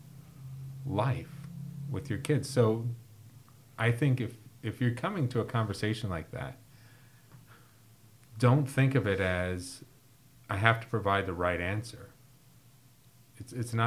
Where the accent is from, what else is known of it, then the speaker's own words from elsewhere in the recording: Chicago, Illinois, United States; I grew up in Chicago between O'Hare and Midway Airport